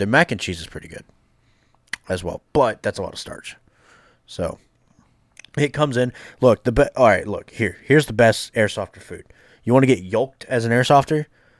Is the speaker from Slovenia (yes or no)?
no; Ireland; Look, I'm Irish. I love potatoes, but, like, not that much.